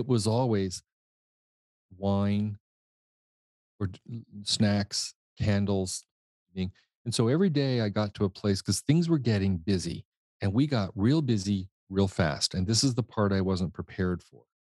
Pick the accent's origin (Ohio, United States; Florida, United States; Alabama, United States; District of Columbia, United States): District of Columbia, United States; Washington; also born or lived in Indianapolis, Indiana; I was born in Indiana, Indianapolis, Indiana, um, inconspicuous town, really, and, um, lived there until we were about six, and then we moved to Washington, D C.